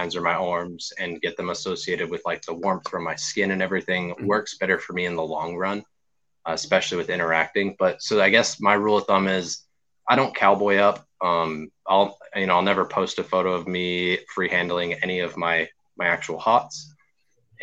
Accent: Arizona, United States; moved away as an adult; now in Virginia, United States; growing up in Arizona

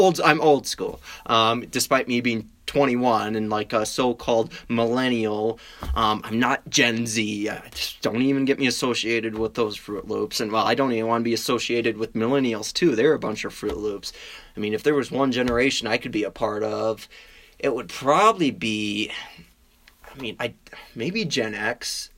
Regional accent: Wisconsin, United States; I mean, I'm from Wisconsin. That's what we do. We drink.

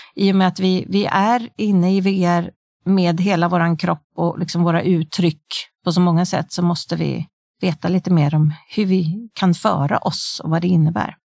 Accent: Sweden; vi har hemma i Sverige

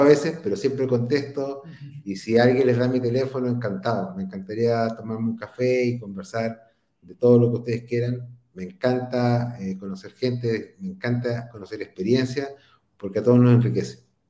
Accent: Concepción, Biobío, Chile; nosotros somos de Concepción

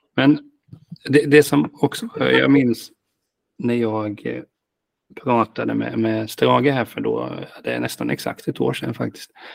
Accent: Hultsfred, Kalmar County, Sweden; Jag kommer från Hultsfred

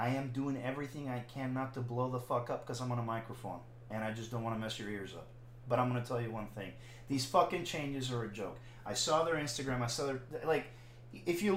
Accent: Puerto Rico; I'm fucking Caribbean, I'm from Puerto Rico

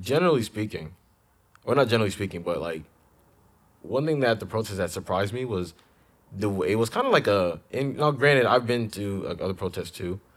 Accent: Ghana; moved away; when I grew up in Ghana

